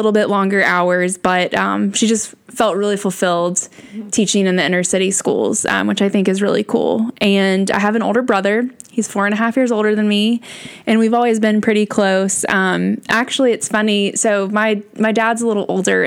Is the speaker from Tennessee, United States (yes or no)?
yes; Hendersonville, Tennessee, United States; I grew up in Hendersonville, Tennessee, which is also a suburb of Nashville.